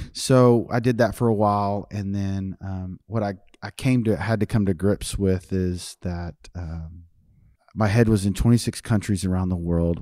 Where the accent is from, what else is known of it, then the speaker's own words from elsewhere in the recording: North Richmond, Texas, United States; the neighborhood I grew up playing baseball in North Richmond